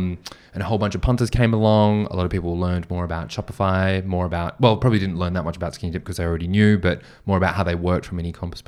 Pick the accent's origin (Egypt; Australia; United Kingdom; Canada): Australia; I'm from Australia